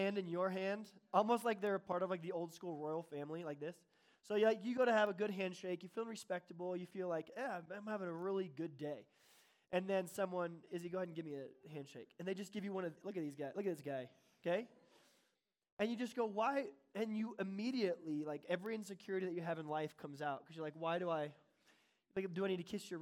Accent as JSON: {"language": "English", "town": "Bonsall", "region": "California", "country": "United States", "said": "I'm from Bonzel, which is right by Fallbrook, which is near Oceanside"}